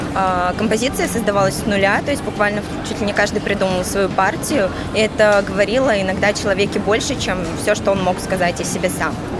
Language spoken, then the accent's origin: Russian; Bryansk, Bryansk Oblast, Russia; also born or lived in Kazan; now in Moscow, Russia; А, я из Брянска, 4 года жила в Казани и затем переехала в Москву